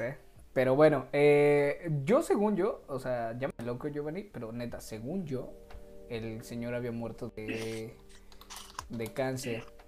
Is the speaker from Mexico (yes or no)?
yes; Mexico; somos puro mexa